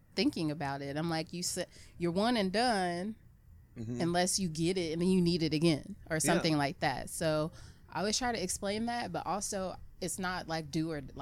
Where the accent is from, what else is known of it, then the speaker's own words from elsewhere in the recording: United States; growing up in America